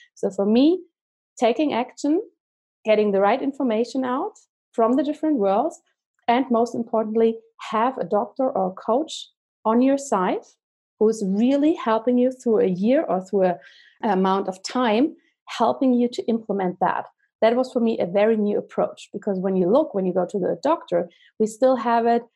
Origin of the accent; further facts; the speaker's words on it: Germany; moved away as an adult; now in Zurich, Switzerland; I'm originally from Germany, but I live in Zurich, Switzerland with my family now.